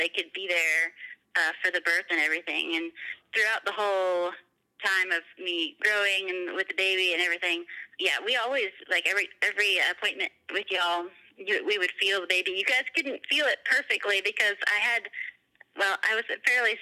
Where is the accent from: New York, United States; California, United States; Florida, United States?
Florida, United States; moved away as an adult; now in Ohio, United States; I was from Florida and had just moved up to Ohio when we got married in May